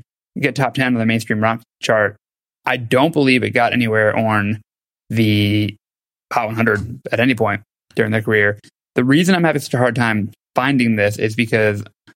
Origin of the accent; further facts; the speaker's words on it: Philadelphia, Pennsylvania, United States; me growing up in Philly